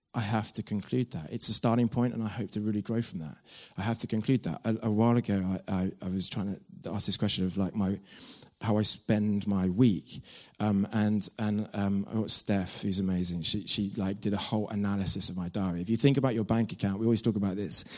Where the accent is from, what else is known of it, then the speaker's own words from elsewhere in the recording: Devon, South West England, United Kingdom; moved away as an adult; I'm from Devon